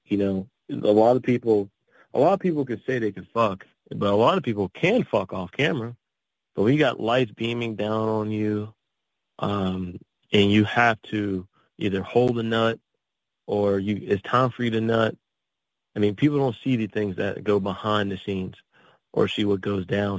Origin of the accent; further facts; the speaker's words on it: Pittsburgh, Pennsylvania, United States; also born or lived in Texas / California / Atlanta; I grew up in the um, the Pittsburgh area, so in Pennsylvania